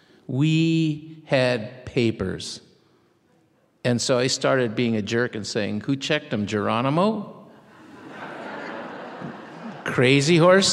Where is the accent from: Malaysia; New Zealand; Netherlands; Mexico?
Mexico; accent: Mexican; It's no accident to me that in fifth grade, I lost my Mexican accent and started speaking like my mother.